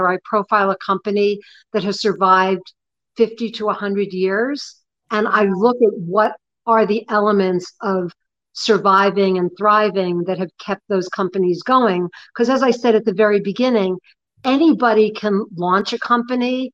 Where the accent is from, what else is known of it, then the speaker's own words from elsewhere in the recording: New York, United States; I'm 65 years old and I'm from New York